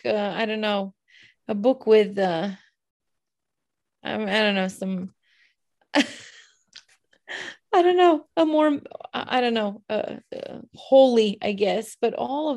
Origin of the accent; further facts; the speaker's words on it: Romania; moved away; in my experience growing up in Romania, at a time when we still had the four seasons, October was very rainy and drabby and gloomy and dark